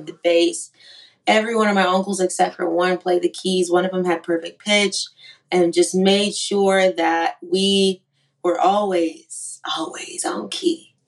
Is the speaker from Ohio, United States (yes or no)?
no; Yakima, Washington, United States; also born or lived in Shreveport, Louisiana; now in Nashville, United States; I'm from Yakima, Washington